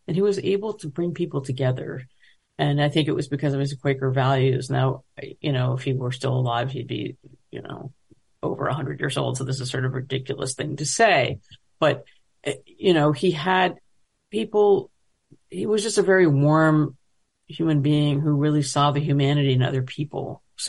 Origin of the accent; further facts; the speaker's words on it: United States; but I was going there because I'm an American and I don't know enough about Israel.